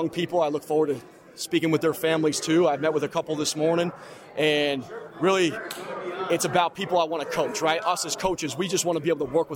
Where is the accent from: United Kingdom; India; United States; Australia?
United States; Upper Saddle River, New Jersey; moved away; Bergen County. Wife's from Paramus. I'm from Upper Saddle River.